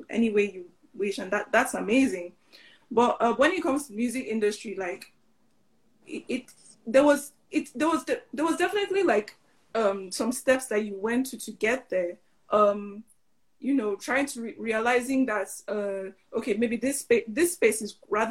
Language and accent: English; Lagos, Nigeria; moved away as an adult; now in Switzerland; I grew up in Lagos.